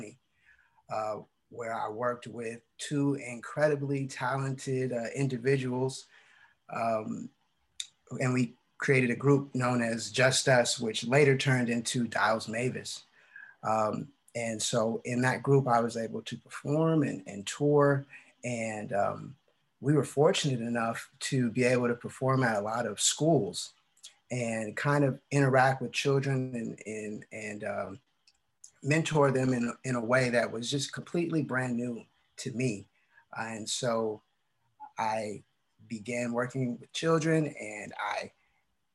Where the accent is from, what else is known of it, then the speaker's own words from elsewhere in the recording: San Francisco, California, United States; also born or lived in Riverside, California; I come from San Francisco, California, by way of UC Riverside